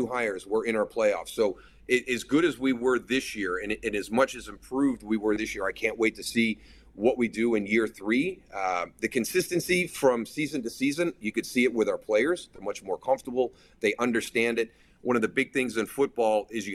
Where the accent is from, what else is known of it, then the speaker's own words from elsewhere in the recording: Western New York, United States; I'm from Western New York